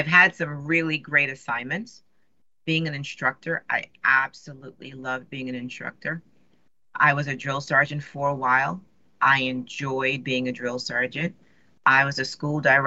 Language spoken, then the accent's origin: English; New York City, New York, United States; moved away; I grew up in New York City